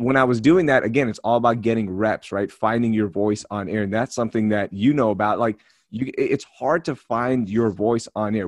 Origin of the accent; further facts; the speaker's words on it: Houston, Texas, United States; also born or lived in Karachi, Pakistan / Sugar Land, Texas; I grew up in Houston, Texas, and Sugarland, Texas, but I am a first generation immigrant